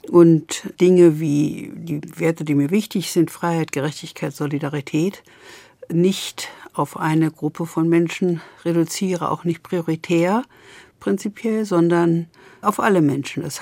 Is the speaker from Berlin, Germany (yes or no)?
yes; Berlin, Germany; Berlinerin und ich bin auch Deutsche und ich bin auch Europäerin.